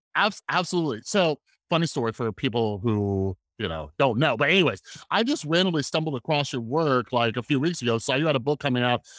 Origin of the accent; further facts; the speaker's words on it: Las Vegas, Nevada, United States; I'm a guy from Las Vegas, Nevada